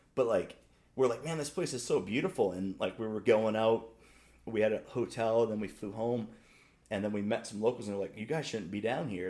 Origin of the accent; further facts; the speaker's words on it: Maine, United States; I remember growing up, I mean, we're both from Little L from Maine